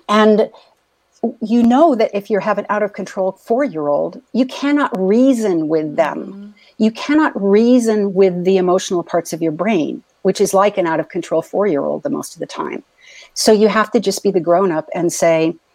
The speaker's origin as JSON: {"language": "English", "town": "San Diego", "region": "California", "country": "United States", "tie": "born or raised there", "said": "I was a little girl growing up in East County, San Diego"}